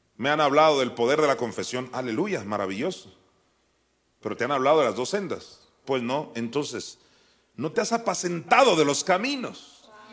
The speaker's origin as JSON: {"language": "Spanish", "town": "Juan José Ríos", "region": "Sinaloa", "country": "Mexico", "tie": "born or raised there", "said": "en la iglesia de Juan José Río, Sinaloa, donde yo nací"}